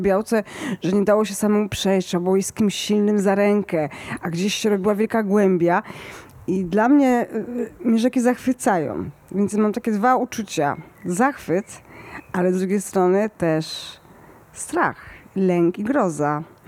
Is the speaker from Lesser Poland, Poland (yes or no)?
yes; Kraków, Lesser Poland, Poland; Ja jestem z Krakowa